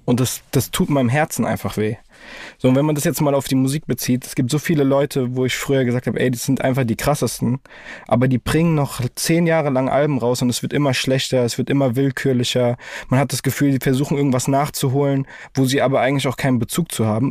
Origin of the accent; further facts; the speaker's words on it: Frankfurt, Hesse, Germany; ich bin froh, dass ich in dieser Stadt aufgewachsen bin